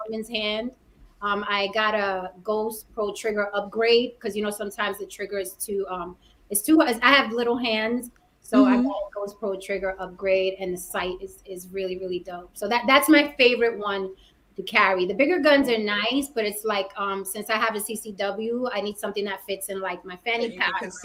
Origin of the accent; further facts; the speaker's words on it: New York City, New York, United States; I'm also from the Bronx, New York, born and raised. I'm from the Bronx.